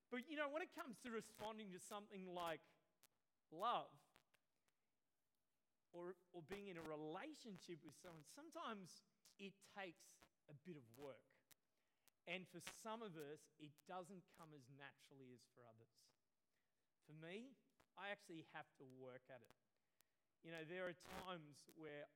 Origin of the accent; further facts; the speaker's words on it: Australia; I grew up near Currumbong